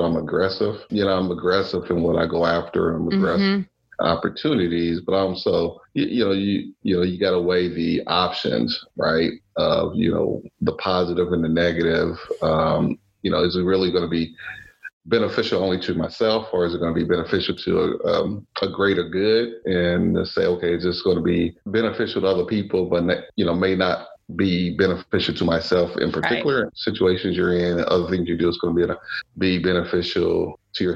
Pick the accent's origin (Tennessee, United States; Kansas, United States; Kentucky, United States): Kentucky, United States; Louisville; this little African-American boy growing up in Louisville, Kentucky